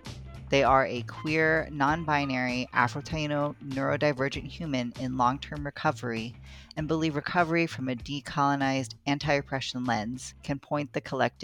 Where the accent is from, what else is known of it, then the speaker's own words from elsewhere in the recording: Baltimore, Maryland, United States; Territory, otherwise known as Baltimore, Maryland. My ancestry is mostly Tagalog and some Chinoy, but I was raised here on Turtle Island.